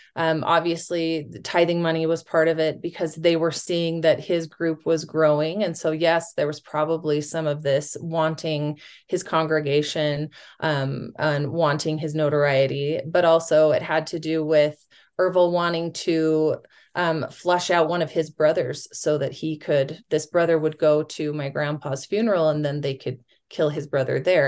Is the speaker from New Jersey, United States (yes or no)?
no; West Jordan, Utah, United States; I grew up in West Jordan, at going to public schools